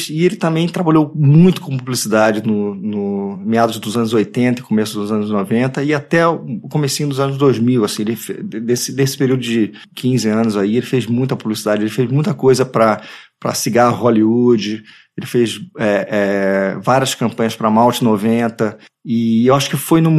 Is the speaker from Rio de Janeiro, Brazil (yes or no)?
yes; Rio de Janeiro, Brazil; Eu nasci na Tijuca, no Rio de Janeiro